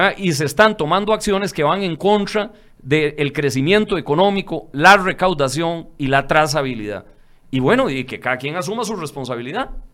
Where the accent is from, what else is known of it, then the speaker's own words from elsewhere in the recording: Barrio Córdoba, San José, Costa Rica; nací, soy hijo de Barrio Córdoba, nieto de Tierra Blanca y Palmares.